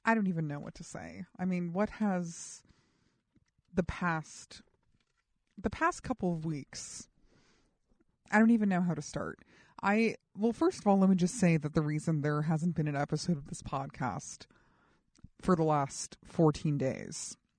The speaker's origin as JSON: {"language": "English", "town": "New York City", "region": "New York", "country": "United States", "tie": "born or raised there", "said": "I was born in New York City"}